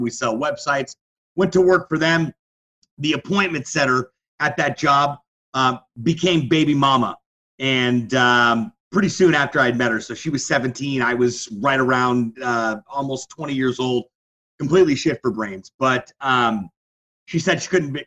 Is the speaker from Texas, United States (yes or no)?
no; Kissimmee, Florida, United States; also born or lived in Peru, Indiana; now in Miami, United States; I grew up in Kissimmee. Parents got divorced when I was nine